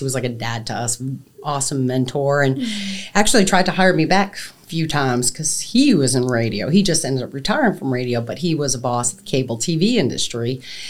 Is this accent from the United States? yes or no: yes; Massachusetts, United States; moved away as an adult; also born or lived in Vermont; now in Knoxville, United States; I'm from Massachusetts. I've been here in Knoxville for 20 years now.